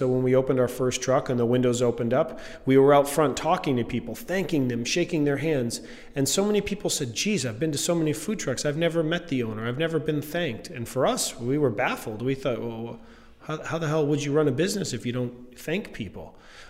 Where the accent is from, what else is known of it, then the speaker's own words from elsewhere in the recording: Maine, United States; And growing up in Maine, it wasn't fancy or fussy.